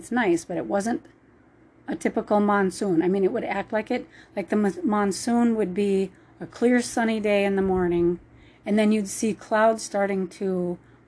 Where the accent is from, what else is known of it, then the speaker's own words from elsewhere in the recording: Minnesota, United States; moved away; I'm from Minnesota